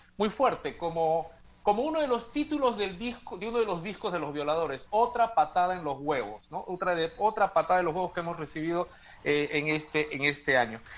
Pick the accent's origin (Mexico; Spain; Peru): Peru; en mi país, Perú